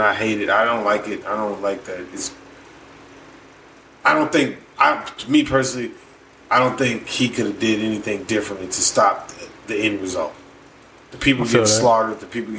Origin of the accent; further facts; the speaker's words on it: United States; As an American